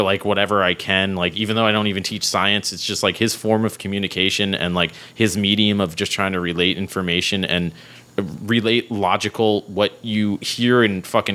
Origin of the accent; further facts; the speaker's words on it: New York, United States; I'm a New Yorker